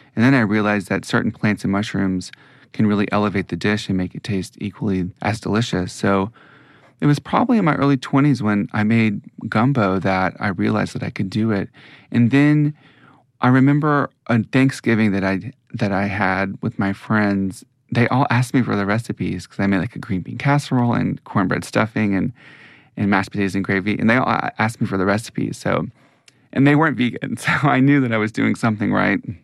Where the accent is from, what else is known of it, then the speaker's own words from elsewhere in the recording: Mississippi, United States; moved away; also born or lived in New York; I'm from Mississippi, that has strongly influenced, you know, the food that I grew up eating